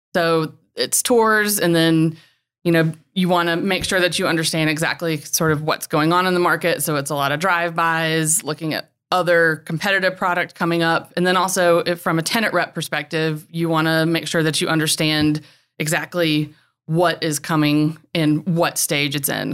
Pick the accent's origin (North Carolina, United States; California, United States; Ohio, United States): North Carolina, United States; Winston-Salem; also born or lived in Raleigh / Charlotte / Charleston / Greenville; I'm literally just a classic Carolina girl. I grew up near Winston-Salem.